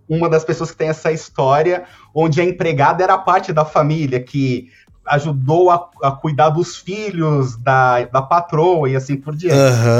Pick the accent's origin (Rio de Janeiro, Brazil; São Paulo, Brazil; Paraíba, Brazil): São Paulo, Brazil; uma pessoa que cresceu na periferia de São Paulo